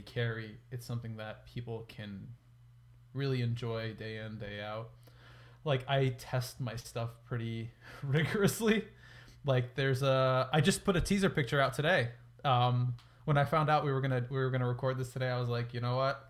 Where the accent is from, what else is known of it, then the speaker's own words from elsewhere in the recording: New York, United States; I'm from New York